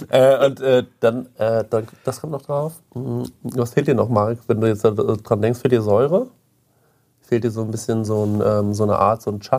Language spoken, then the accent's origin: German; Goldbach, Bavaria, Germany; in Goldbach hatten wir immer zwei, wo ich aufgewachsen bin, zwei so Typen. Die hatten immer so einen Bayernhut auf, also diesen Spessarthut.